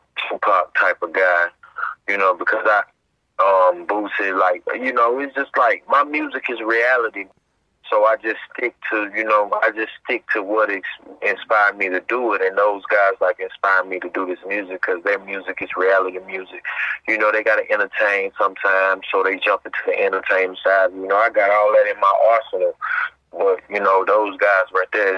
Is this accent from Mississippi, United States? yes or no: yes; Gulfport, Mississippi, United States; I'm from Gulfport, Mississippi